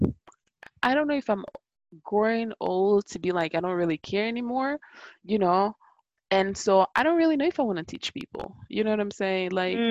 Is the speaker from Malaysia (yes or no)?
no; Italy; English is a second language; moved away as an adult; also born or lived in Ghana; now in United States; I have an accent, so you know, I was not born here. But secondly, I was like, no, I was born in Ghana, but I grew up in Italy.